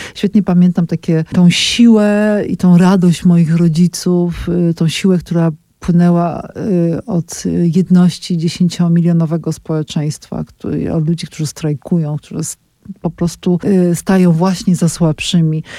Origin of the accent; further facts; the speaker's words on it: Kraków, Lesser Poland, Poland; Ja jestem z Krakowa